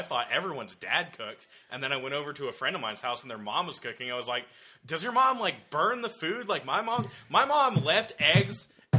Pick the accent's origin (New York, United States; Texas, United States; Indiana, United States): Texas, United States; Dallas; we're from Dallas.